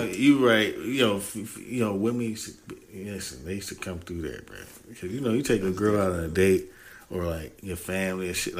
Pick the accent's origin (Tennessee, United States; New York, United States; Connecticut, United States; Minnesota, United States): Tennessee, United States; Chattanooga; I'm an hour from Atlanta.